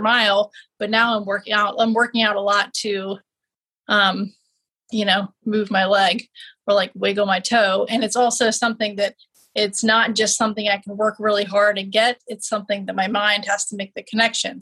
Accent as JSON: {"language": "English", "town": "Richmond", "region": "Virginia", "country": "United States", "tie": "born or raised there", "said": "MCV in Richmond, in my hometown"}